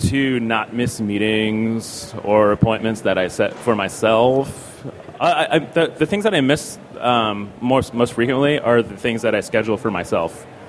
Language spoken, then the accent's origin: English; Midwest, United States; I'm from the Midwest. We don't have subways there. We don't have tubes either.